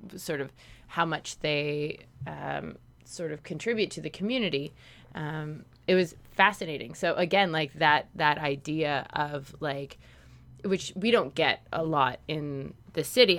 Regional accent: Canada; we're Canadian

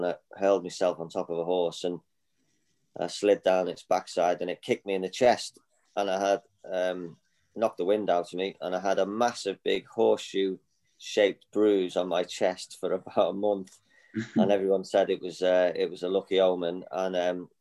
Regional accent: Liverpool, North West England, United Kingdom; moved away; I grew up in Liverpool. I grew up on a council estate

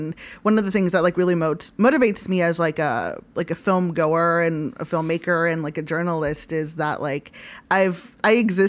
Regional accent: Hawthorne, California, United States; I grew up in like Hawthorne. I grew up in like the South Bay

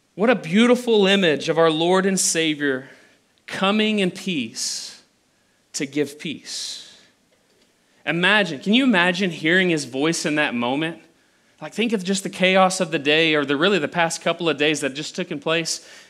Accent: Abilene, Texas, United States; I'm from the Abilene area. This is where I was born. This is where I was raised

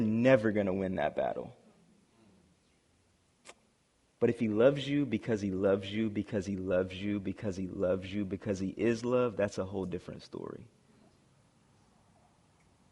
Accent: South Carolina, United States; moved away as an adult; I'm from South Carolina originally, and I was going to the University of North Carolina

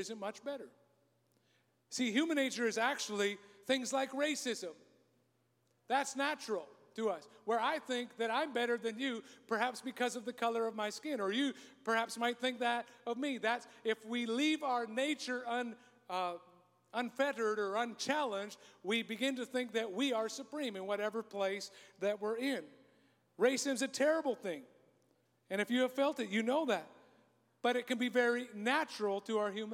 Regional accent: Canada; I'm a Canadian

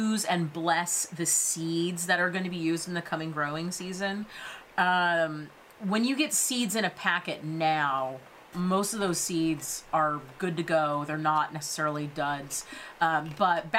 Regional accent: California, United States; we are from California

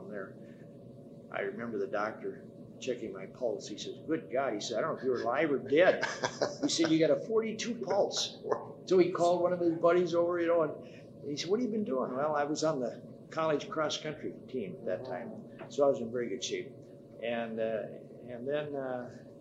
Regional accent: Dubuque, Iowa, United States; moved away as an adult; I was born in Dubuque, Iowa. And I was there until I got my about the first half year of college

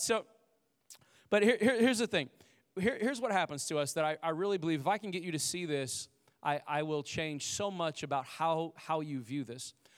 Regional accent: Indiana, United States; we lived in a, uh, like, a, a trailer home and, uh, growing up in Indiana

